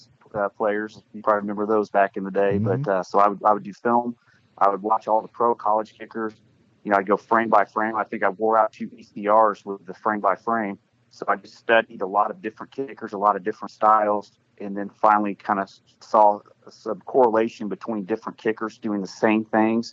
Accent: Sedalia, Missouri, United States; also born or lived in Baldwin City, Kansas; Born and raised in Sedalia, Missouri, Smith Cotton High School

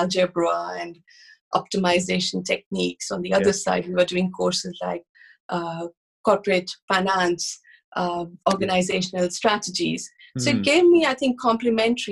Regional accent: India; moved away as an adult; also born or lived in United States; I started my career in India. I grew up in India

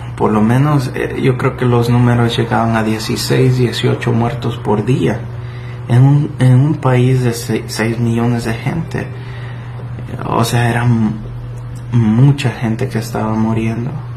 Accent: El Salvador; Yo, mi país natal es El Salvador

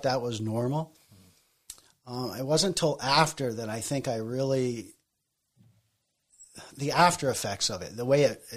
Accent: Colchester, Vermont, United States; born or raised there; also born or lived in Bolton, Vermont

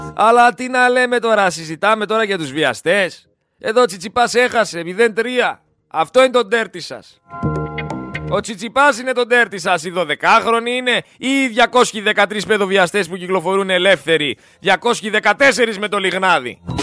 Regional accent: Greece; εγώ σαν Έλληνας πολίτης

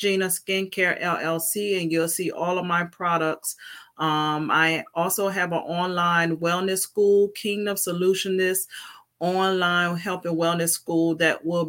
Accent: Virginia, United States; I am from Virginia

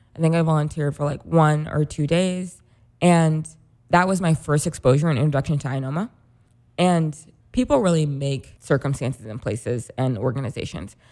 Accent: Rolla, Missouri, United States; moved away as an adult; now in Chicago, United States; I'm from Rollins. It's a smallish city in Mis-, it's technically a city, a smallish city in Missouri.

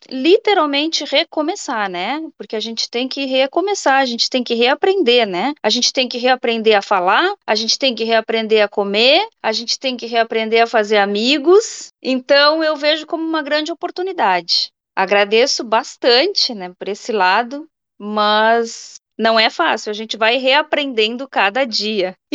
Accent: Rio Grande do Sul, Brazil; moved away as an adult; now in Sweden; eu sou gaúcha, eu tô na Suécia há 10 anos, já vai fazer 11

